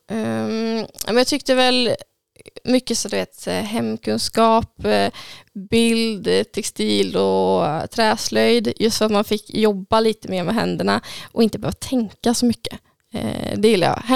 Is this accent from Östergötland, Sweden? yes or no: no; Tidaholm, Västra Götaland, Sweden; Ute på Hängne.